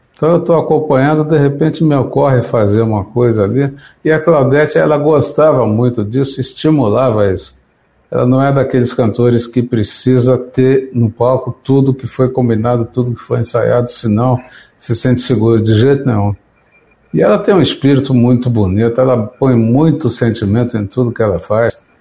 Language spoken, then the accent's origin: Portuguese; São José dos Campos, São Paulo, Brazil; born or raised there; moved away